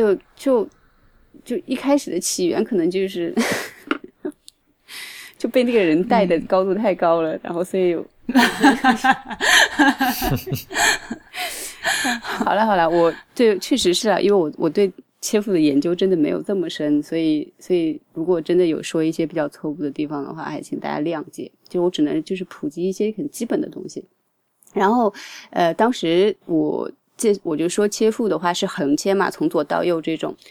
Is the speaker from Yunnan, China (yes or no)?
no; Nanjing, Jiangsu, China; moved away as an adult; now in Tokyo, Japan; 作为一个南京人